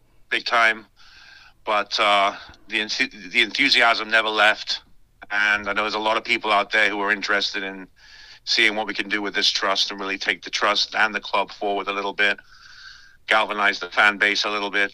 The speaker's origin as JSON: {"language": "English", "town": "Cardiff", "region": "Wales", "country": "United Kingdom", "tie": "born or raised there", "moved": "yes", "said": "Cardiff City blue, which is my hometown team"}